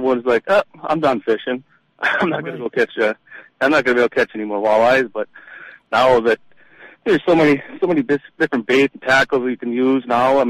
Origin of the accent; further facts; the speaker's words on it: Lake Winnibigoshish, Minnesota, United States; I grew up on Lake Winnipegosh, and I was a dock boy at Tamarack Resort when I was like 14, 15, 16